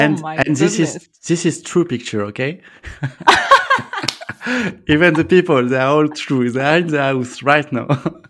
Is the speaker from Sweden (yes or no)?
no; France; accent: French; English is a second language; I guess my French accent was too strong for people to understand.